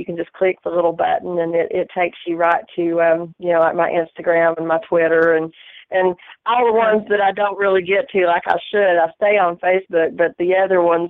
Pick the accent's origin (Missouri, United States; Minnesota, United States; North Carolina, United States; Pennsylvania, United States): North Carolina, United States; Bakersville; born or raised there